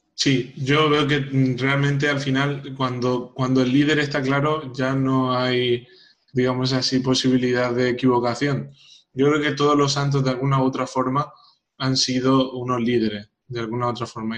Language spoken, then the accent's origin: Spanish; Paraguay; soy paraguayo